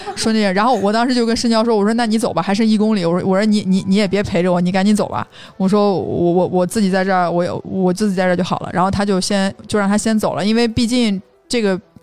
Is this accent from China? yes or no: yes; Xinjiang, China; 我从小在新疆长大